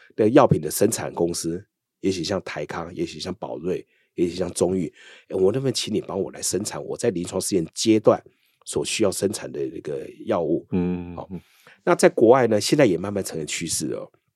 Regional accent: Taiwan; 我们台湾人在美国

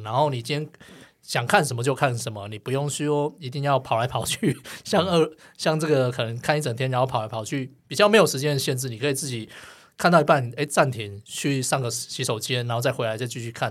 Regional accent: Gangshan, Kaohsiung, Taiwan; moved away; 我老家冈山啊， 有， 也是有一个统一戏院

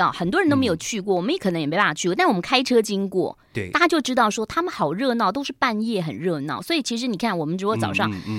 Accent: Beijing, China; 可能就是我们来自北京，但又没有北京那种，就是李鼎

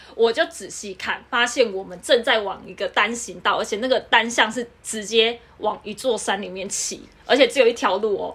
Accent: Kaohsiung, Taiwan; now in Taipei, Taiwan; 因为我是南部人啊

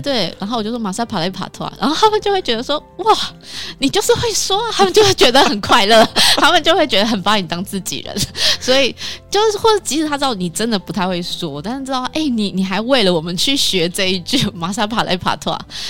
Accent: Taiwan; 就是在台湾一样，我们讲台语

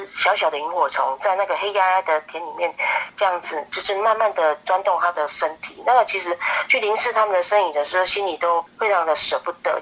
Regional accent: Minxiong, Chiayi County, Taiwan; moved away; 就是我的家乡嘉义民雄牛斗山这个地方

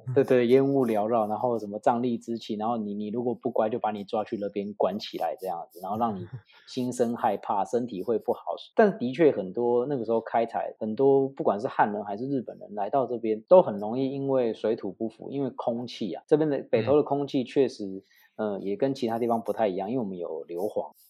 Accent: Taipei, Taiwan; 我本身是，呃，从小土生土长的北投人

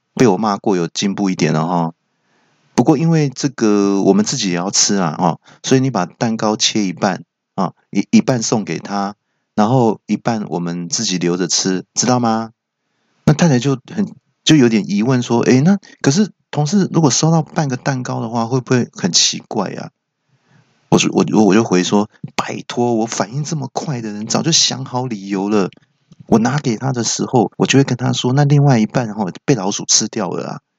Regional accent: Taiwan; 身为台湾人

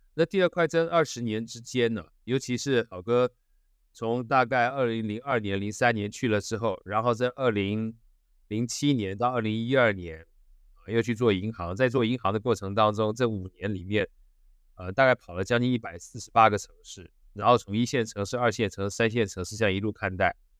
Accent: Taiwan

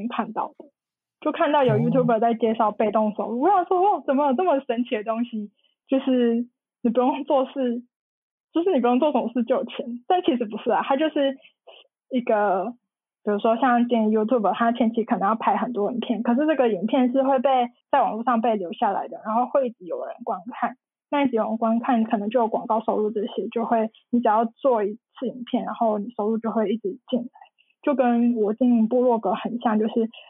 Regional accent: Taichung, Taiwan; also born or lived in Taipei; 就是后来我就决定就是从台北搬回台中。就是住在家里

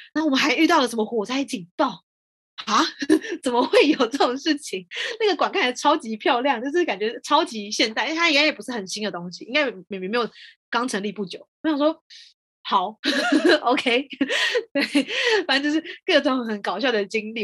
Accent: Taiwan; moved away as an adult; now in France; 像我们台湾人哦，我们下班之后跟同事出去吃饭，那我们吃饭都可能还在讨论工作的东西

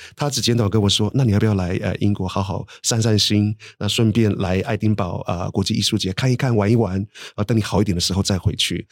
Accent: Matailin tribe, near Ruisui, Hualien County, Taiwan; now in United Kingdom; 花莲靠近瑞穗的地方，马泰林部落

